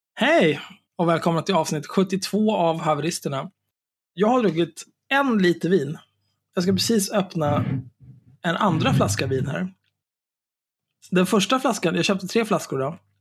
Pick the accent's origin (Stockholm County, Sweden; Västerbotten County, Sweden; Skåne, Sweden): Stockholm County, Sweden; Stockholm; Jag är ju född och uppvuxen på Söder.